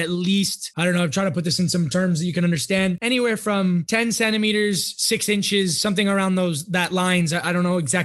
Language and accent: English; Canada; now in Switzerland; as a Canadian